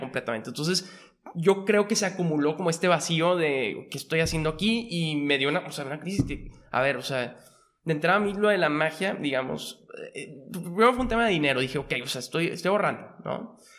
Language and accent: Spanish; Monterrey, Nuevo León, Mexico; also born or lived in Mexico City; Yo soy de Monterrey y viví prácticamente toda mi vida aquí